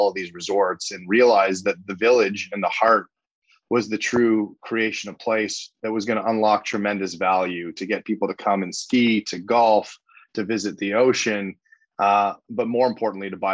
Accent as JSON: {"language": "English", "town": "Montreal", "region": "Quebec", "country": "Canada", "tie": "born or raised there", "moved": "as an adult", "lives_now": "Toronto, Canada", "said": "I grew up in Montreal"}